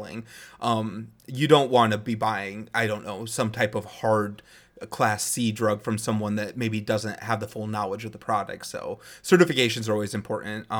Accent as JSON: {"language": "English", "region": "Midwest", "country": "United States", "tie": "born or raised there", "said": "Growing up in the Midwest, I actually always enjoyed doing farm work to an extent"}